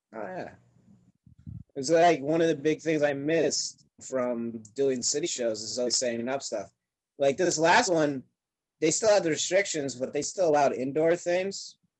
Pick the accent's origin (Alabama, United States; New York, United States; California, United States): New York, United States; Upstate; I'm a New Yorker, but I'm upstate, which is like foreign country to a lot of them